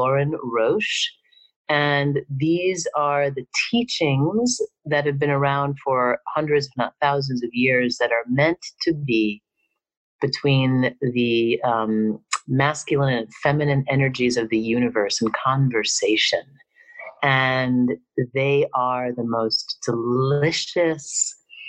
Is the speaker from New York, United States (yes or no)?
yes; New York, United States; I'm from New York